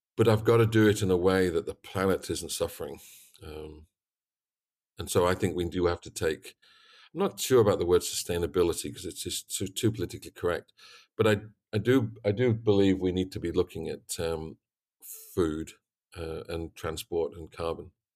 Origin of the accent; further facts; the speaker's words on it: Yorkshire and the Humber, United Kingdom; moved away as an adult; also born or lived in North Carolina; I come from East Yorkshire, worked on a very big farm, 250 sow unit